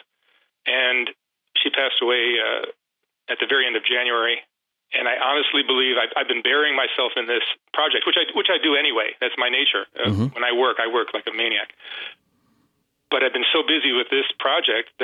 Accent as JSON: {"language": "English", "town": "Chicago", "region": "Illinois", "country": "United States", "tie": "born or raised there", "also_born_or_lived": "Detroit, Michigan", "moved": "as an adult", "lives_now": "Los Angeles, United States", "said": "I was born in Detroit, but then at, I think, 10 years old, moved to Chicago. And I still consider myself a Chicagoan, even though I've been living in L.A. for decades now"}